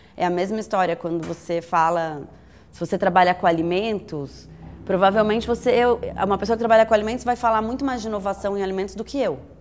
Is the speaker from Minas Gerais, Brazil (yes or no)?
no; São Paulo, Brazil; eu sou paulistana